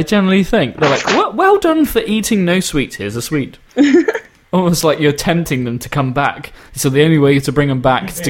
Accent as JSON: {"language": "English", "country": "United Kingdom", "accent": "British", "said": "My accent? Yeah, do you like the British accent?"}